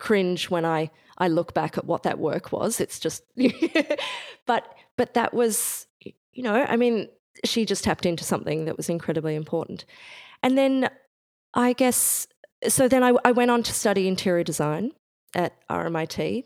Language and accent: English; Bendigo, Victoria, Australia; I grew up in Bendigo, Central Victoria.